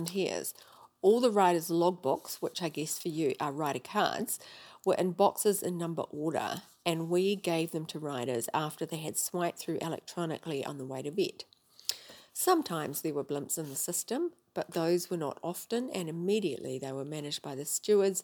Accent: New Zealand; I'm from New Zealand.

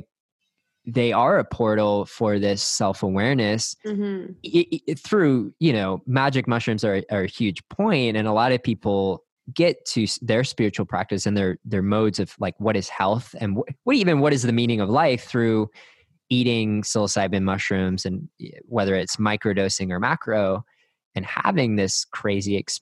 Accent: Northeast, United States; now in Austin, United States; I grew up in the Northeast

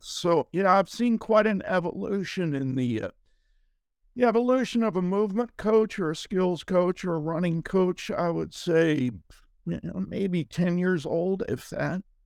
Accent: Ohio, United States; I grew up in Ohio

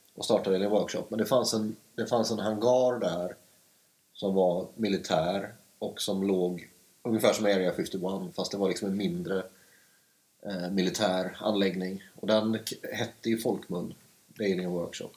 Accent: Stenungsund, Västra Götaland, Sweden; moved away as an adult; now in Stockholm, Sweden; jag växte upp i Stenungsund som är fem mil norr om Göteborg

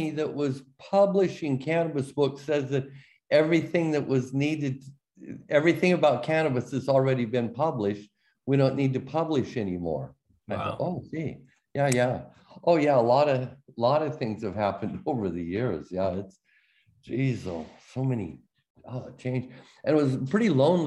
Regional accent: Oregon, United States; that's my home state

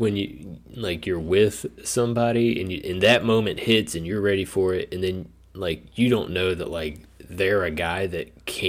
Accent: United States; as an American

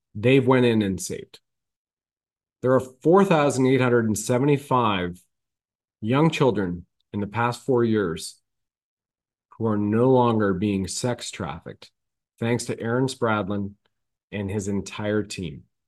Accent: Ontario, Canada; I grew up in Canada in this lifetime, right? In Ontario.

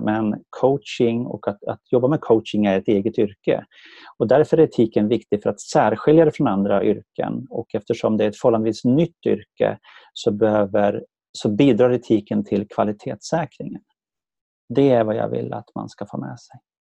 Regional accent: Sala, Västmanland, Sweden; now in Värmdö, Sweden; kommer jag från Sala i Västmanland

